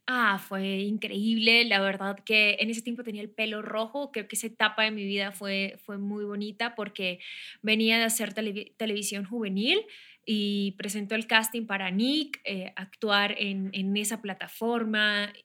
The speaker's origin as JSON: {"language": "Spanish", "town": "San Vicente de Chucurí", "region": "Santander", "country": "Colombia", "also_born_or_lived": "Bogotá", "moved": "as an adult", "lives_now": "Mexico", "said": "Soy colombiana, soy de la región de Santander, de Bucaramanga, de un pueblo que se llama San Vicente de Chucurí"}